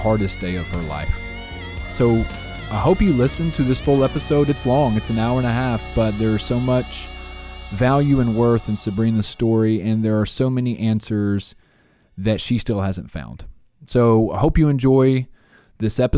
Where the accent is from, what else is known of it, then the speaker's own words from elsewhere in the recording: Jackson, Tennessee, United States; born and raised in Jackson, like myself